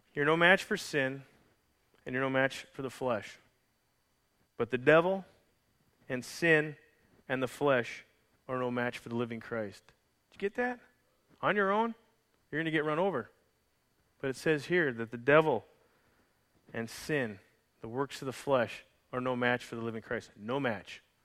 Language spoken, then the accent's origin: English; Calgary, Alberta, Canada; from Calgary, Alberta, Canada.